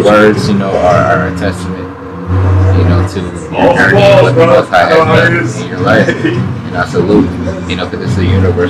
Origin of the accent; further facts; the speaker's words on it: Chicago, Illinois, United States; I'm originally from the Chicago area.